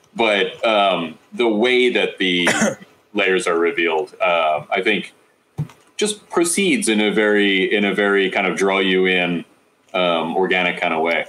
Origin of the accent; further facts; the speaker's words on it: Phoenixville, Pennsylvania, United States; I'm from Phoenixville